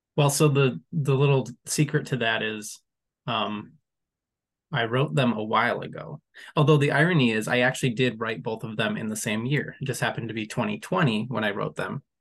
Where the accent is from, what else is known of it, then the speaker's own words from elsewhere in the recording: West Michigan, United States; I'm from West Michigan, but I'm not from where I live currently, which is much closer to the Mountain Head